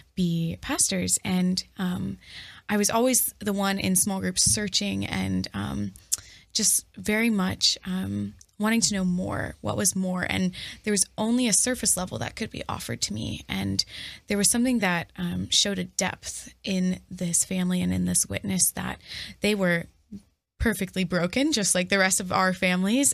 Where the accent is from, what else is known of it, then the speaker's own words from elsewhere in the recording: Dallas, Texas, United States; moved away as an adult; now in Toledo, United States; I'm originally from Dallas, Texas. I'm a Texas girl, born and raised, and this is my first time living outside